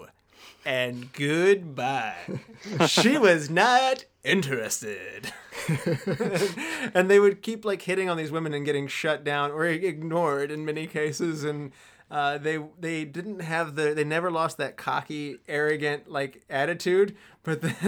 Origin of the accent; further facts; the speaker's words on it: West Virginia, United States; also West Virginian. That's where Chad and I are from